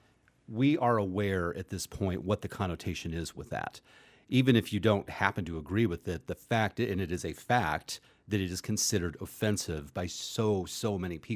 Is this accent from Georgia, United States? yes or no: no; area just south of Cleveland, Ohio, United States; I'm from this area that's like just south of what we are currently, but not very, very long, calling the Cleveland Indians